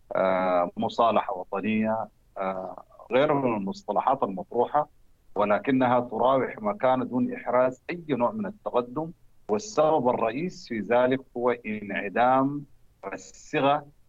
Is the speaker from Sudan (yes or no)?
yes; Sudan; نحن كالسودانيين